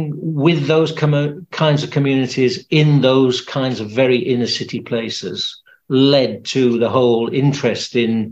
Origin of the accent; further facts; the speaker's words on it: Sheffield, Yorkshire and the Humber, United Kingdom; I grew up in Sheffield